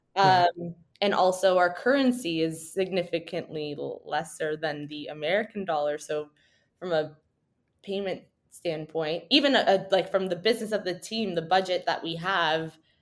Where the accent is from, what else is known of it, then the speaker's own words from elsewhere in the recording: Canada; we've grown up in a very cold climate